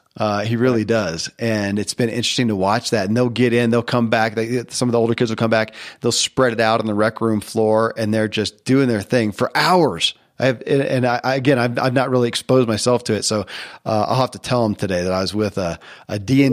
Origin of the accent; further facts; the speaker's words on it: the South, United States; And when I was a kid growing up in the Bible Belt of the South, it was D&D, you're going to go to hell.